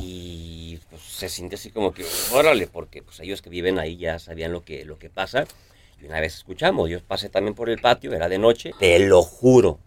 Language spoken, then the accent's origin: Spanish; Guadalajara, Jalisco, Mexico; yo soy de Guadalajara